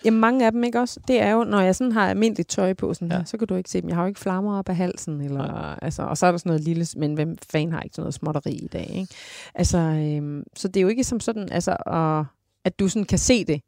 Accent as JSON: {"language": "Danish", "country": "Denmark", "said": "jeg var fra Jylland af"}